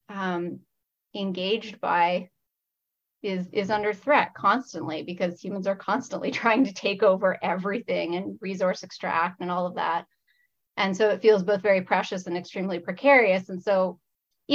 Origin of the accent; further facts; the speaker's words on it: Niagara Fruit Belt, Ontario, Canada; now in Windsor, Canada; I grew up in the Niagara Fruit Belt.